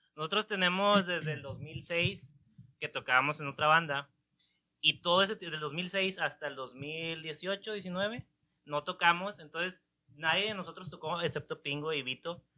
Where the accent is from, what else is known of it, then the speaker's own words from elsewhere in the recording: Monterrey, Nuevo León, Mexico; todos somos de ahí